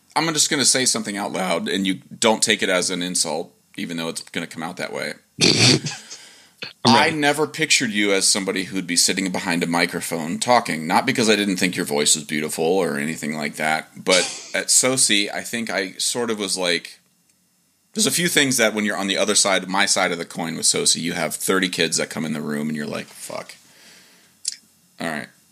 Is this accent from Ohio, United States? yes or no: yes; Dover, Ohio, United States; where I'm from and I say Dover, Ohio